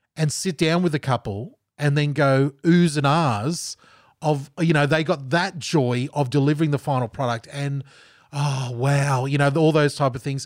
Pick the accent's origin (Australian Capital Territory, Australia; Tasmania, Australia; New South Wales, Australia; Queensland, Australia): Queensland, Australia; Gold Coast; moved away as an adult; also born or lived in Geelong, Victoria / Pennsylvania, United States; I'm from Southeast Queensland